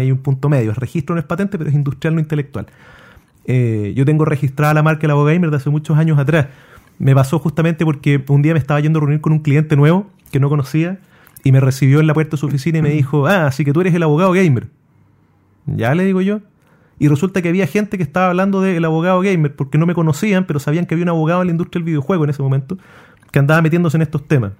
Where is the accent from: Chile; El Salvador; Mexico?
Chile